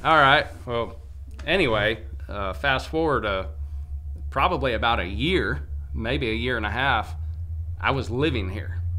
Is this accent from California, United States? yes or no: yes; California, United States; now in Sheffield, United States; growing up in California